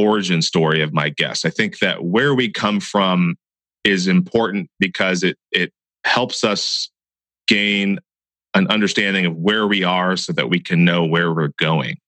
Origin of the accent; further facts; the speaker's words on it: Santa Cruz County, California, United States; a guy that I grew up with here in Santa Cruz County